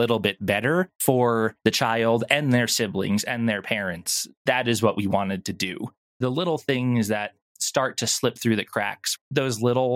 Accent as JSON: {"language": "English", "area": "Long Island", "region": "New York", "country": "United States", "also_born_or_lived": "Florida", "moved": "yes", "lives_now": "Texas, United States", "said": "I'm originally from New York on Long Island"}